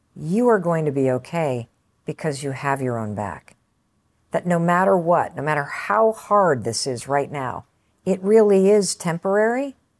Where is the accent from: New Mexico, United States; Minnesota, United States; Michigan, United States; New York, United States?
Michigan, United States; Western; I grew up in Western Michigan.